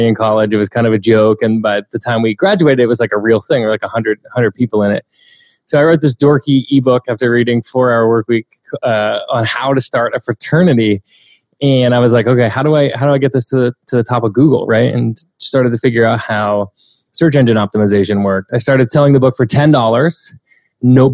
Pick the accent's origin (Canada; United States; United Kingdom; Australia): United States; New Hampshire; I'm from the East Coast. I'm from a tiny little town in New Hampshire, about an hour outside of Boston